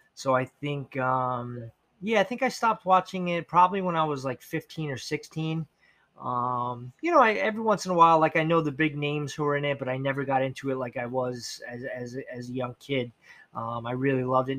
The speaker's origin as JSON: {"language": "English", "town": "Levittown", "country": "United States", "tie": "born or raised there", "said": "I grew up in Levittown"}